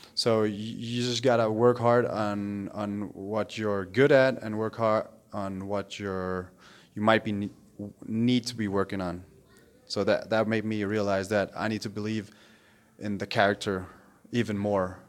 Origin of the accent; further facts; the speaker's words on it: Denmark; moved away; I grew up and I lived in Denmark